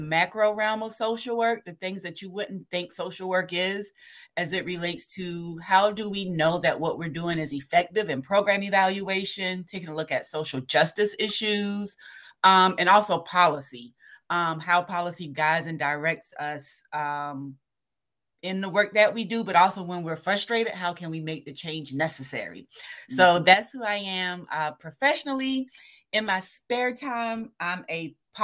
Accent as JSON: {"language": "English", "town": "Savannah", "region": "Georgia", "country": "United States", "tie": "born or raised there", "moved": "yes", "lives_now": "Kentucky, United States", "said": "being born and raised in Savannah"}